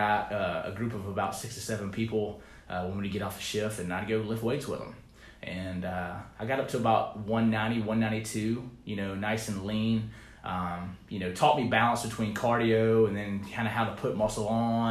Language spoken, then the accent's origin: English; Pickens, South Carolina, United States; now in Charleston, United States; I'm from Pickens